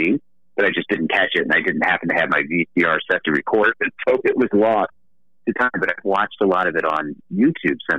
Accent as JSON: {"language": "English", "town": "Akron", "region": "Ohio", "country": "United States", "tie": "born or raised there", "said": "I grew up in Akron, Ohio."}